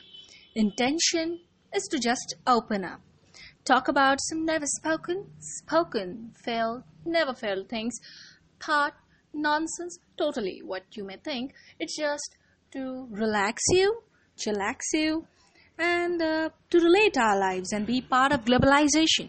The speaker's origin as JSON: {"language": "English", "country": "India", "said": "I'm an Indian now. It's monsoon going on here"}